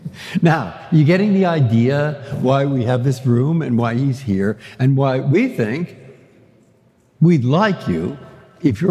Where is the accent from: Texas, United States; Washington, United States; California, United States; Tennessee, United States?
California, United States; San Francisco; I grew up in San Francisco.